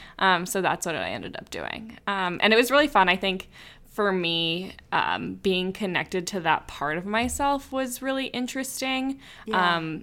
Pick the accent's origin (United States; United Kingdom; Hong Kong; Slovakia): Slovakia; is from the Czech Republic, but that's not actually where I'm from. I'm from the Slovakia side